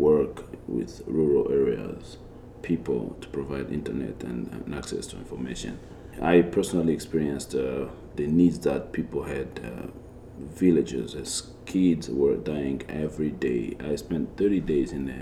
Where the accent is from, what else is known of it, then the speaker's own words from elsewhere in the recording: Goma, North Kivu, DR Congo; moved away as an adult; now in Harrisonburg, United States; I was born and grew up in Goma